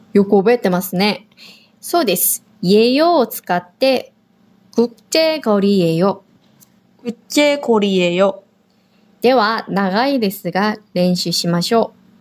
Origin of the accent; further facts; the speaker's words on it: South Korea; now in Okinawa, Japan; 私たち沖縄に住んでいる韓国人と台湾人